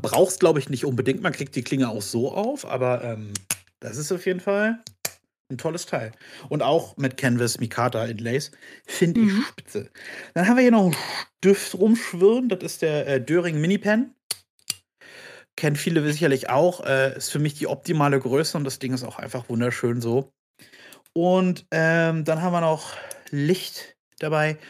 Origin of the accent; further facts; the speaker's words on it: Berlin, Germany; also born or lived in Brandenburg an der Havel; ich komme aus Berlin